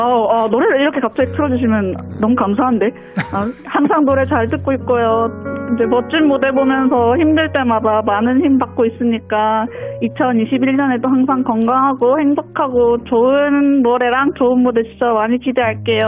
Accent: Busan, South Korea; 제가 부산 사람인데

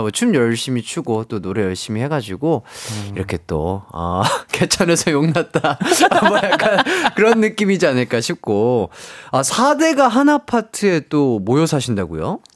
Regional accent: Gwangju, South Korea; 제가 또 이제 고향이 광주다 보니까

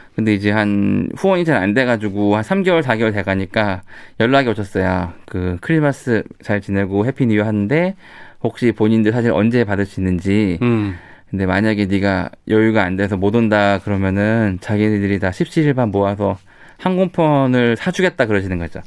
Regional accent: South Korea; 저는 제가 한국 사람이고 제 나라인데

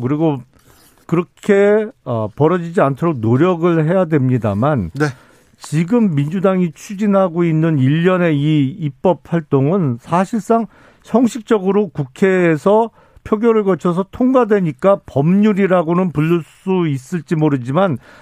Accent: Suwon, Gyeonggi Province, South Korea; 제 고향 수원에서 제가 개업을 했죠

